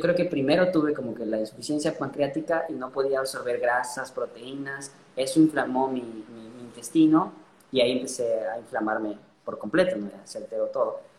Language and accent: Spanish; Ecuador; nací en Ecuador y bueno, me, gradué en la Universidad Central de Medicina